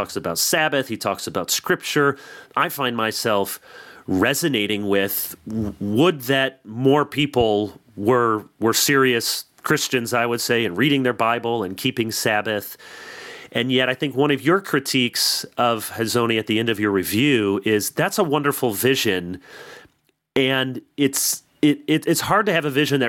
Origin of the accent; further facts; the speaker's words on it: Michigan, United States; And I'm from Michigan, and I pastored around Michigan State.